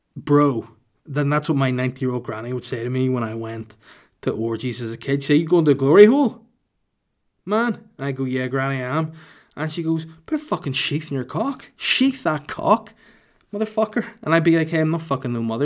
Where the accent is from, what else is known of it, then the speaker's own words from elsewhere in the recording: Holywood, Northern Ireland, United Kingdom; my hometown of Hollywood County Down, not California